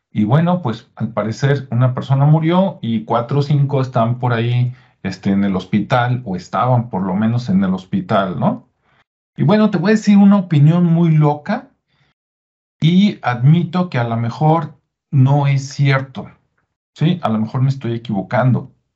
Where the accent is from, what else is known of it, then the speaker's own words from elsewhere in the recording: Mexico; aquí, en mi estado, en mi municipio, en mi país